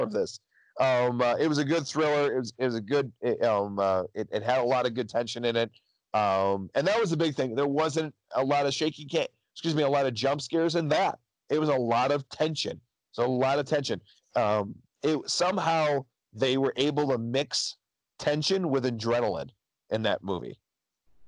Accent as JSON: {"language": "English", "country": "United States", "said": "I am American."}